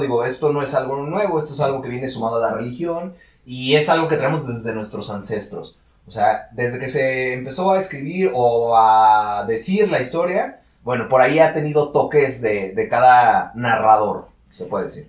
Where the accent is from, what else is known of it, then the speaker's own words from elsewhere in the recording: Mexico; todos que somos mexicanos